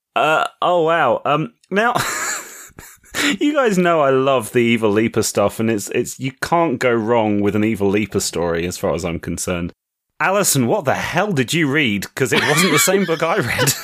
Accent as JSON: {"language": "English", "country": "United Kingdom", "said": "I'm British"}